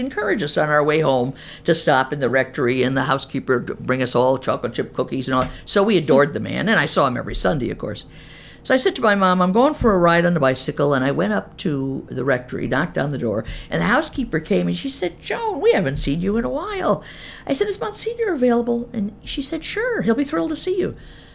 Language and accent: English; Albany, New York, United States; moved away as an adult; also born or lived in Terre Haute, Indiana / St. Louis / Kansas City; I was raised in Albany, New York, upstate New York